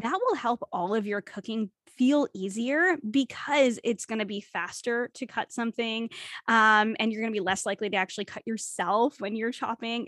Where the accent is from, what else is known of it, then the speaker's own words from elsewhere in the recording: New England, United States; moved away as an adult; now in Canada; growing up in New England